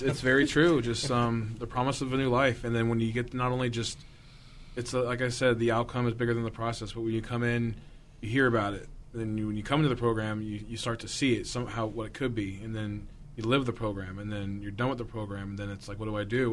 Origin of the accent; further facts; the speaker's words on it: Southern California, United States; I grew up in Southern California and it was very isolated